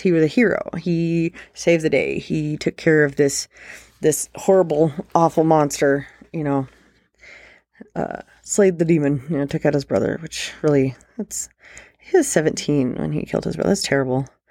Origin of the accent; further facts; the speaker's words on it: Nevada, United States; my home state, Nevada